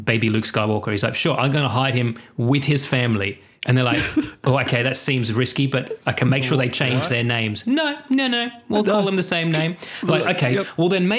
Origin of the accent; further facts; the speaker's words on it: Scotland, United Kingdom; I'm Scottish